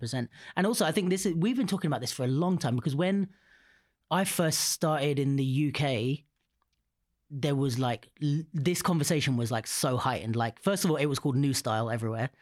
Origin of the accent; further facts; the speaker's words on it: United Kingdom; I'm on the edge of London